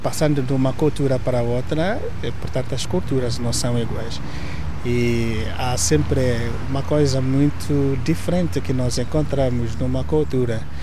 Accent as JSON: {"language": "Portuguese", "region": "southern Nigeria", "country": "Nigeria", "tie": "born or raised there", "first_language": "Igbo", "second_language": "Portuguese", "moved": "as an adult", "lives_now": "Portugal", "said": "Eu nasci na Nigéria. Ah, eu nasci no sul da Nigéria"}